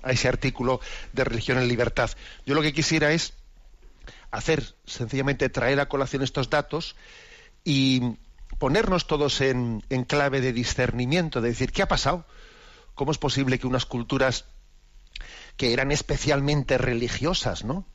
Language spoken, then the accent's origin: Spanish; Basque Country, Spain; los que somos vascos como es mi caso